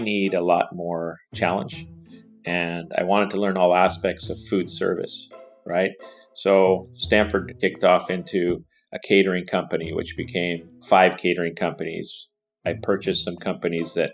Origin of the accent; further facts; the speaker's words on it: Pachino, Sicily, Italy; now in Silicon Valley, United States; I was raised in that environment my whole life, right outside of Siracusa. So our little town was known, Pochino, was known for agriculture.